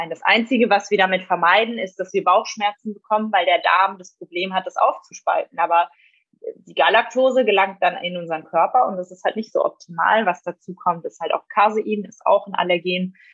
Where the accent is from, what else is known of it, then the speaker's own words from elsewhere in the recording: Switzerland; meine Eltern zum Beispiel, die gehen immer ähm, in der Schweiz eben, wo ich herkomme, auf einen Biobauernhof